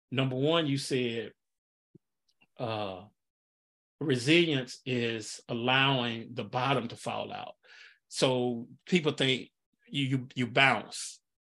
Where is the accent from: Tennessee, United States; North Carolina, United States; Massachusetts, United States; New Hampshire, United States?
Tennessee, United States; Nashville; now in Pensacola, United States; I'm from Nashville originally, and I would go home a lot